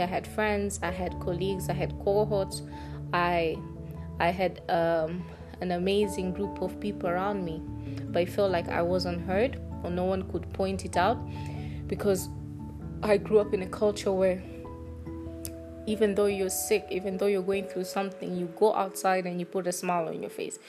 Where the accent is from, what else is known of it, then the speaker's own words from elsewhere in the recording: Tanzania; I'm from Tanzania